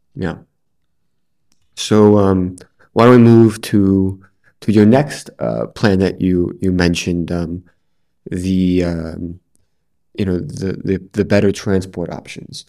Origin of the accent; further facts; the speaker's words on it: New York, United States; now in Edinburgh, United Kingdom; I'm from New York and we also have a lot of twenty four seven food options